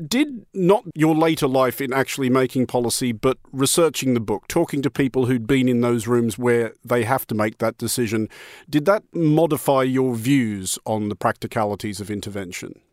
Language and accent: English; Australia; being an Australian as I am